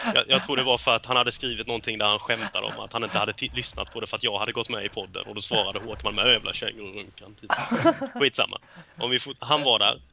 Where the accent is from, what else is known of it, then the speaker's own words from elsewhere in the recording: Småland, Sweden; som smålänning som jag är